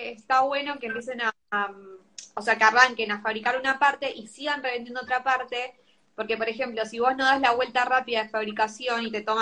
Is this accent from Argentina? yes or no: yes; Victoria, Buenos Aires Province, Argentina; Bueno, yo soy, claro, yo soy de Victoria, de acá de San Fernando.